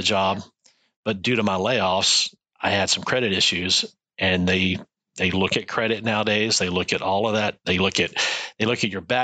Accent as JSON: {"language": "English", "region": "Texas", "country": "United States", "tie": "born or raised there", "also_born_or_lived": "Washington State", "moved": "as an adult", "lives_now": "New Hampshire, United States", "said": "I grew up in Texas"}